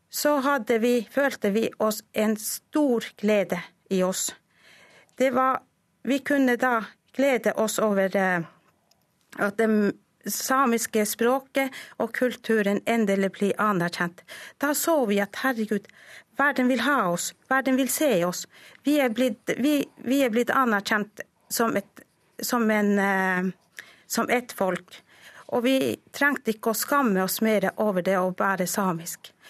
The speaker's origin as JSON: {"language": "Norwegian", "country": "Norway", "first_language": "Sami", "second_language": "Norwegian", "said": "Norsk er mitt andre språk. Jeg lærte norsk da jeg var tolv år gammel. Og jeg kan fortelle da jeg begynte på skolen, så kunne ikke jeg annet språk enn samisk."}